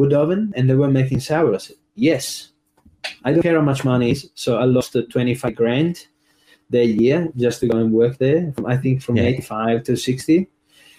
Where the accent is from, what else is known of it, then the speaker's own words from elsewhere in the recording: Trieste, Friuli-Venezia Giulia, Italy; first language Italian; English is a second language; moved away as an adult; also born or lived in Melbourne, Australia; now in Australia; working in my hometown, Trieste